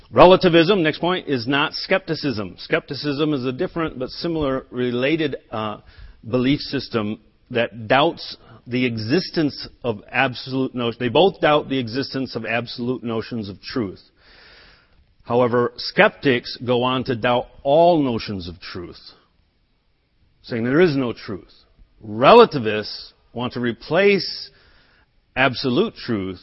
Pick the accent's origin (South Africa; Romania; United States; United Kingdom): United States; first language English; I was born in America. I learned English